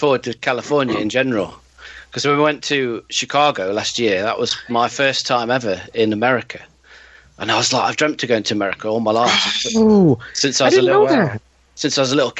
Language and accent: English; England, United Kingdom; I'm from England.